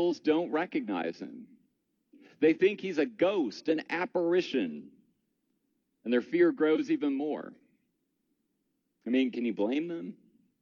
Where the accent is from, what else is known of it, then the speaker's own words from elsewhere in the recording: Michigan, United States; Growing up in Michigan